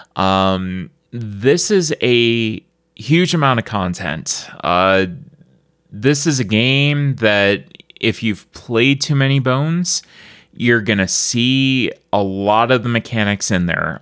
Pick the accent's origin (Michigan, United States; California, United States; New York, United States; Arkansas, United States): New York, United States; Buffalo; I'm from Buffalo